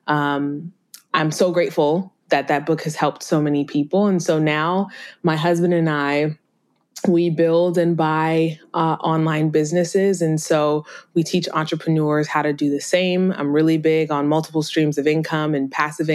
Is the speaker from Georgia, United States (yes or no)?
no; Minnesota, United States; I was born and raised in Minnesota